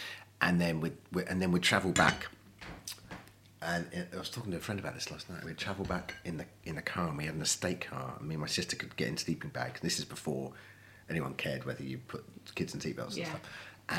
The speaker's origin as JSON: {"language": "English", "town": "Colchester", "region": "East of England", "country": "United Kingdom", "tie": "born or raised there", "also_born_or_lived": "Ireland", "moved": "yes", "lives_now": "London, United Kingdom", "said": "And then growing up in Colchester."}